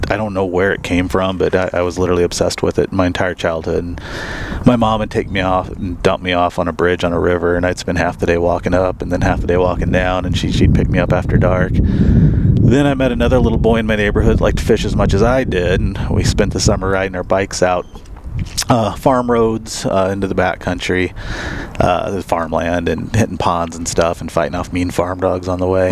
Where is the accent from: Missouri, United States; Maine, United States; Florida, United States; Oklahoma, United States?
Missouri, United States; Missouri Ozarks, United States; moved away as an adult; now in Arizona, United States; I grew up in the Missouri Ozarks